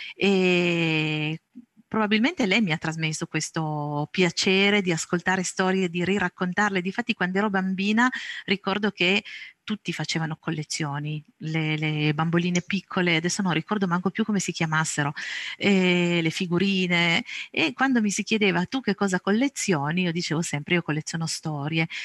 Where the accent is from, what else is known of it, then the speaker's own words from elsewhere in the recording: province of Cuneo, Piedmont, Italy; Sono nata e cresciuta in provincia di Cuneo, qui ancora vivo